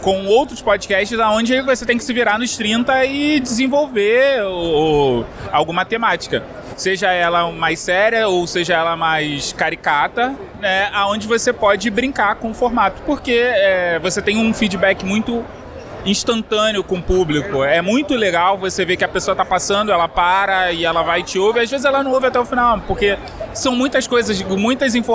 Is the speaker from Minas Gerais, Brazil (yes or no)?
no; Rio de Janeiro, Brazil; do Galera do Hall e eu sou do Rio de Janeiro.